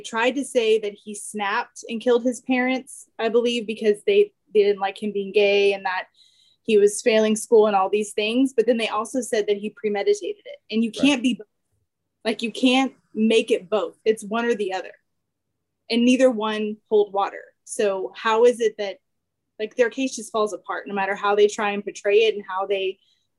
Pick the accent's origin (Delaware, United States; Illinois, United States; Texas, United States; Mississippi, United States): Texas, United States; we grew up in Texas